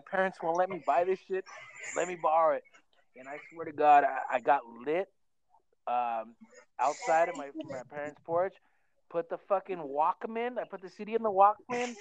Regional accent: Oxnard, California, United States; also born or lived in Santa Paula, California; me and Mark, we, we, were born and raised in Oxnard

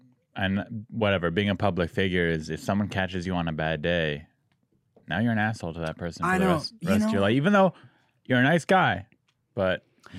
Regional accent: San Diego, California, United States; My hometown.

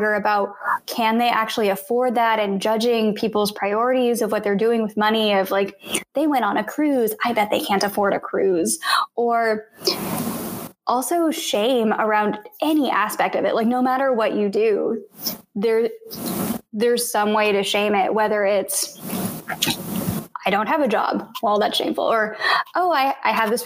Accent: Blue Springs, Missouri, United States; I grew up in Blue Springs, Missouri, and it was 93% white when I was growing up

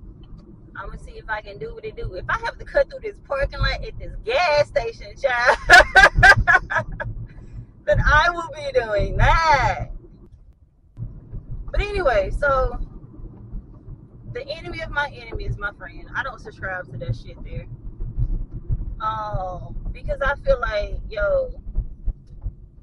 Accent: the South, United States; Growing up in the South

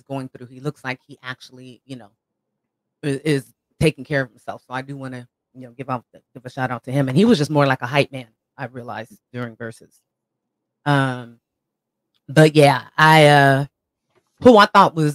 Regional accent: Northern California, United States; I'm also from Northern California.

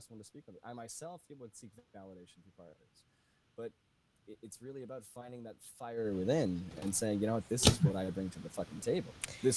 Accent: Boston, Massachusetts, United States; now in Connecticut, United States; I'm hailing from Connecticut, but I'm a Boston boy, born and bred.

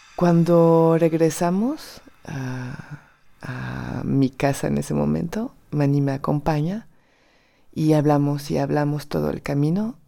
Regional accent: France; Spanish is a second language; moved away as an adult; Soy francesa

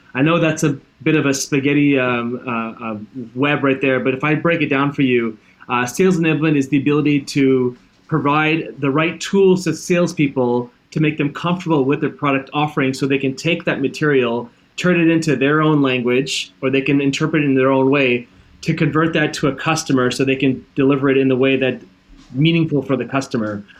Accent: Toronto, Ontario, Canada; moved away; also born or lived in Hawaii / South Korea; I'm born in Canada, born and raised in Toronto

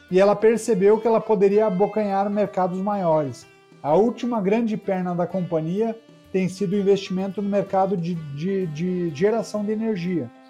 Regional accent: Curitiba, Paraná, Brazil; Olha, eu sou curitibano.

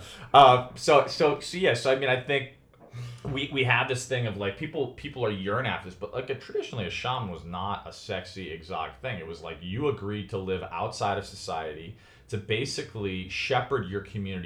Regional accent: Chicago, Illinois, United States; moved away; also born or lived in New York; from where I grew up in Chicago

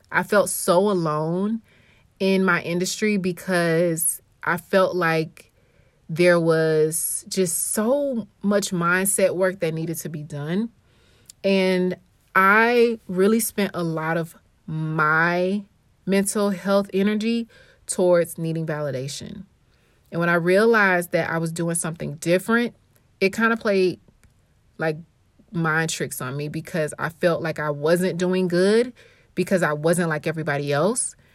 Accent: Atlanta, Georgia, United States; now in St. Louis, United States; growing up in Atlanta, we had many leaders.

